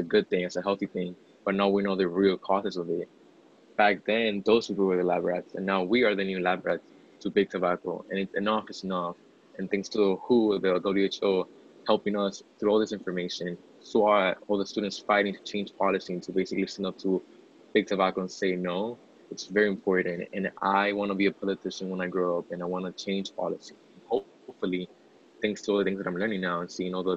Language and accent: English; Miami-Dade County, Florida, United States; I am from Miami-Dade County, Florida